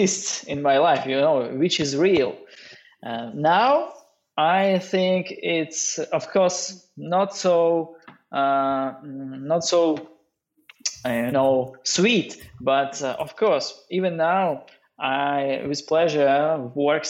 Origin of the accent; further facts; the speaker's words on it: Norilsk, Krasnoyarsk Krai, Russia; English is a second language; I was born in the Norilsk city. It's, you know, north part of Siberia.